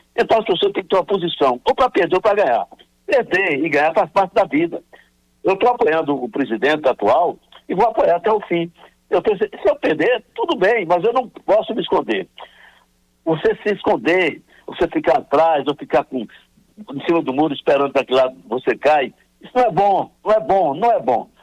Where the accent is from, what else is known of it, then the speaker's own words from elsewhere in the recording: Northeast Region, Brazil; nós, que somos nordestinos